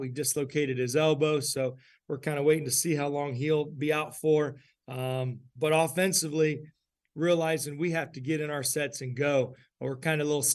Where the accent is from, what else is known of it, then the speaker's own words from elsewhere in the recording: Putnam County, Ohio, United States; I'm from Putnam County